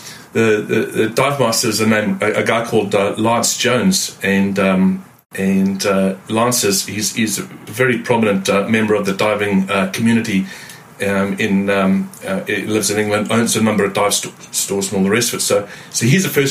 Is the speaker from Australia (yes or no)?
no; Zimbabwe; moved away as an adult; now in New Zealand; I've been in New Zealand for the last 26 years, but I'm formerly born and bred in Zimbabwe